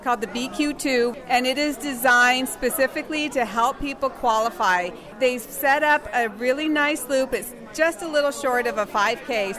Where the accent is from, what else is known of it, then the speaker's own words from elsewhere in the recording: Chicago, Illinois, United States; I'm from the Chicago area